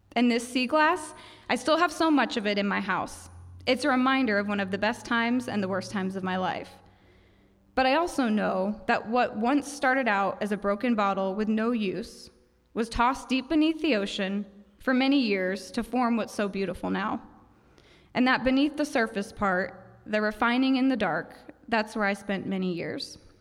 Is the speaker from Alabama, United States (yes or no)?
no; Ocala, Florida, United States; moved away as an adult; also born or lived in Saint Kitts; I'm from Ocala, and when I was twenty-four, I married my high school sweetheart, someone I'd known since I was fifteen